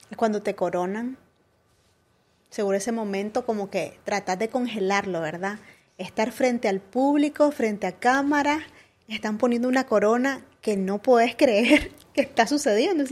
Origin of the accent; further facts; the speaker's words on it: Chichigalpa, Chinandega, Nicaragua; now in Managua, Nicaragua; yo me vine de Chinandega para acá, porque yo soy de Chichigalpa